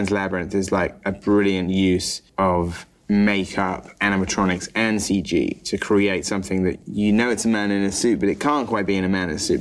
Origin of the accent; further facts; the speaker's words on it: United Kingdom; as a British guy